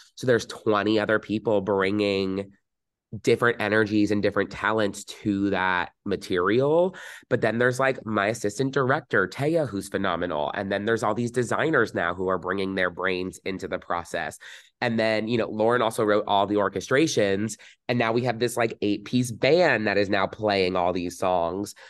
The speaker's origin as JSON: {"language": "English", "region": "New Jersey", "country": "United States", "tie": "born or raised there", "said": "growing up in New Jersey, very, very fortunate"}